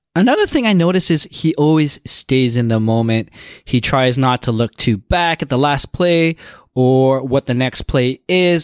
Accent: Toronto, Ontario, Canada; I am from Toronto

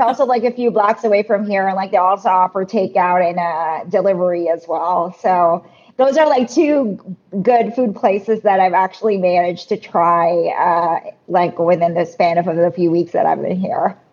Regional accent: Philippines; moved away as an adult; also born or lived in Singapore; now in Canada; proudly born and raised in the Philippines

